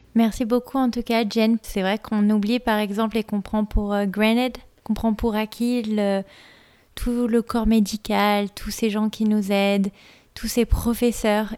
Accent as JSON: {"language": "French", "country": "France", "moved": "yes", "lives_now": "United States", "said": "en tant que Française vivant aux États-Unis"}